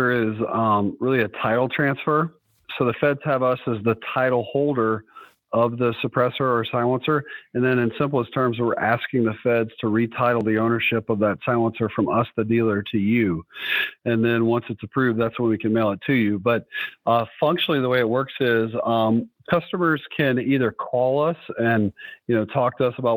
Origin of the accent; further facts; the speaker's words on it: Southeast, United States; moved away as an adult; now in South Dakota, United States; I'm originally born and raised in the Southeast, but relocated to South Dakota